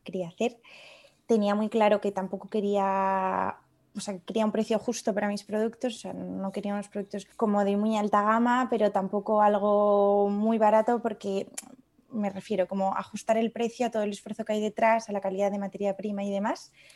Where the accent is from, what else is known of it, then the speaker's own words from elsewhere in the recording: León, Castile and León, Spain; also born or lived in Paris / Madrid / Padua; now in Lyon, France; yo soy de León, que es una ciudad un poco más pequeña